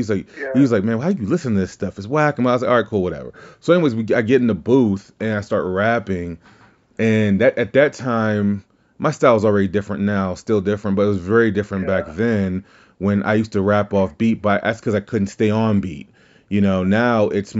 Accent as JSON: {"language": "English", "region": "Deep South", "country": "United States", "said": "I am from the South, the Deep South."}